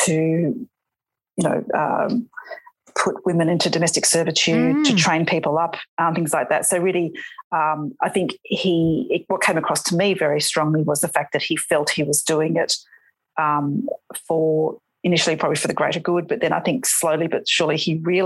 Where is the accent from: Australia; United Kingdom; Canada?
Australia; Western New South Wales; I grew up in Western New South Wales